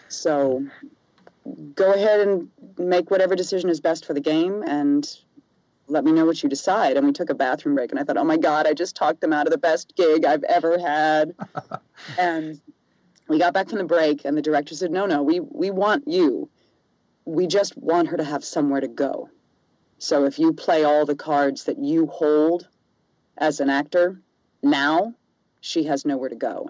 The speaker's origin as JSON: {"language": "English", "region": "the South", "country": "United States", "also_born_or_lived": "New York / Los Angeles", "moved": "yes", "lives_now": "Seattle, United States", "said": "I'm from the South originally"}